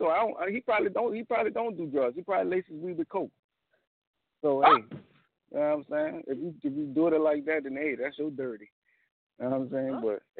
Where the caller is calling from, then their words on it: New Orleans, Louisiana, United States; What's up? New Orleans.